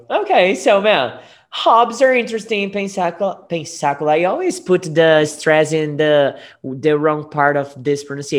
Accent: Guariba, São Paulo, Brazil; I was born in Guariba.

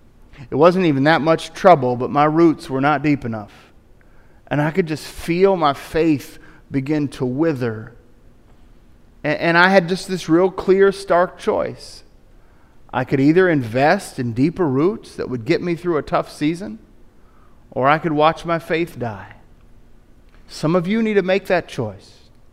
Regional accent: Tennessee, United States; I grew up in East Tennessee and we all kind of go to church around here, so if I want to be a good East Tennessean, I better go.

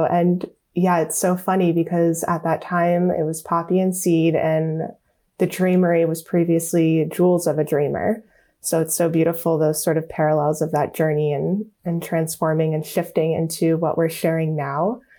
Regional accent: Miami, Florida, United States; moved away as an adult; also born or lived in New York; I grew up in Miami, moved to New York to go to FIT

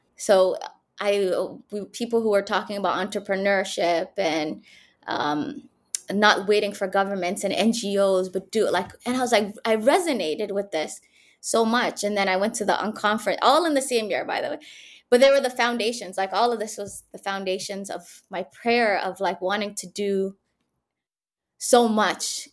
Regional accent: Canada; moved away as an adult; also born or lived in Mogadishu, Somalia / Egypt; now in Hargeisa, Somaliland; growing up in Canada, I went there when I was seven years old

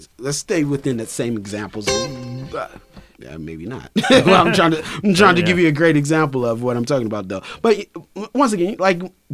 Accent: Durham, North Carolina, United States; moved away as an adult; also born or lived in Boston; now in Los Angeles, United States; I'm from Durham, North Carolina

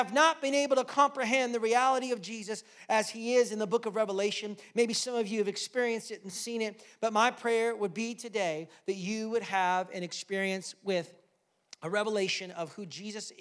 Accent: United States; now in Canada; I'm American

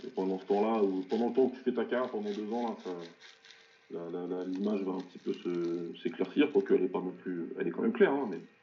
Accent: France; on est français

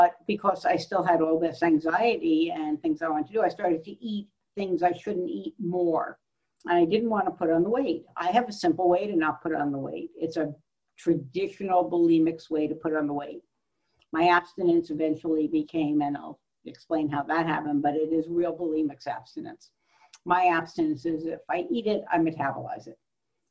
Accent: Central Coast, California, United States; I'm actually from the Central Coast

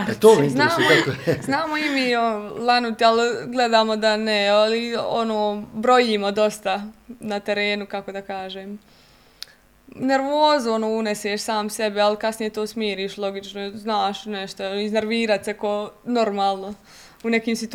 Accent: Goražde, Federation of Bosnia and Herzegovina, Bosnia & Herzegovina; now in Mostar, Bosnia and Herzegovina; pošto nije bio klub u mom mjestu gdje sam ja rođena, pošto sam ja e, rodom iz Goražda

